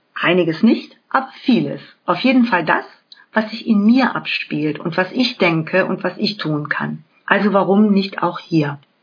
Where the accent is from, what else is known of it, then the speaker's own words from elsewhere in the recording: Germany; bei uns in Deutschland